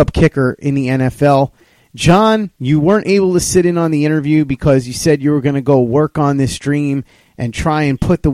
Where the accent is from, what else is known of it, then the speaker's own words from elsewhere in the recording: New York, United States; as a New Yorker